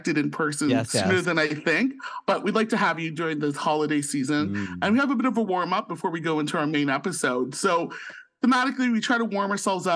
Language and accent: English; St. Catharines, Ontario, Canada; born or raised there; now in Ottawa, Canada